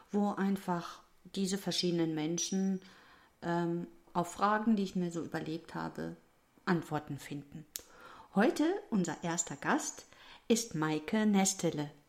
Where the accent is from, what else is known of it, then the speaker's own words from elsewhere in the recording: North Rhine-Westphalia, Germany; Ich darf das sagen als Westfälin.